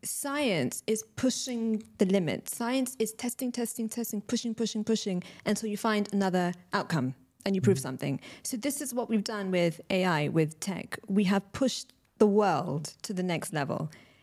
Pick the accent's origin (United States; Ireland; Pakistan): Pakistan; But a lot of Pakistani people, you know, obviously I'm Pakistani, so people in the community.